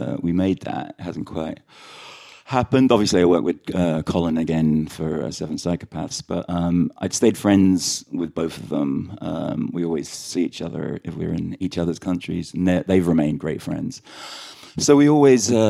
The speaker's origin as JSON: {"language": "English", "region": "London", "country": "United Kingdom", "tie": "born or raised there", "also_born_or_lived": "Sligo, Ireland", "accent": "very London", "said": "we grew up in London"}